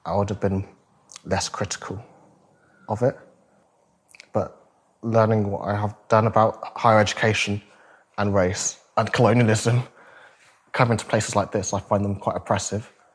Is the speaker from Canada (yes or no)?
no; Northampton, East Midlands, United Kingdom; I grew up in Northampton. I went to school here.